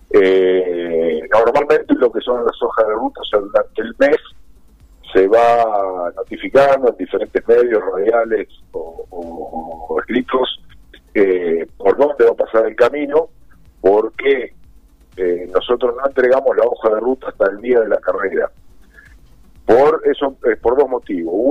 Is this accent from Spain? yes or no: no; Chivilcoy, Buenos Aires Province, Argentina; que soy chilencoyano de 100 kilómetros